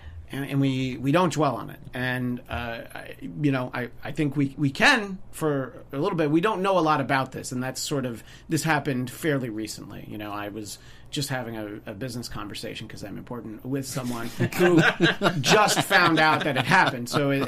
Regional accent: New York, United States; moved away; I'm from New York originally

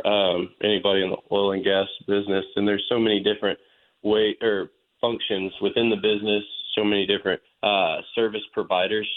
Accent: Dallas, Texas, United States; growing up in Dallas, but spending a lot of time in West Texas on a family property

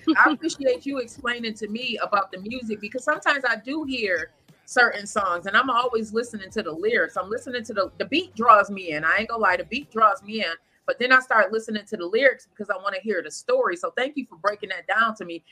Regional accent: Lackawanna, New York, United States; also born or lived in Buffalo; my hometown of Lackawanna

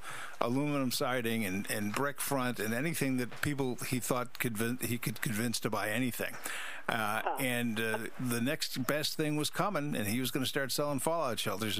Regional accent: Buffalo, New York, United States; I'm from Buffalo.

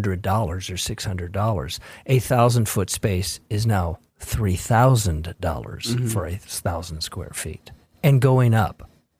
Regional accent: Los Angeles, California, United States; I was born in Los Angeles and born under the Hollywood sign, literally.

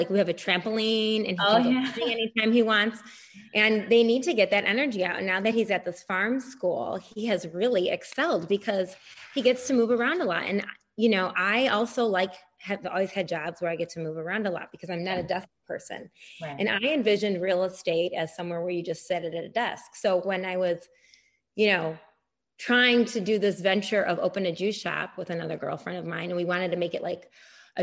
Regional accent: Chicago, Illinois, United States; moved away as an adult; now in St. Helena, United States; I'm from Chicago

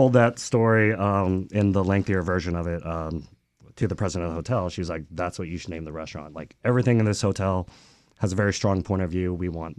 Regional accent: Arkansas, United States; I was born in Arkansas, an Asian American in Arkansas

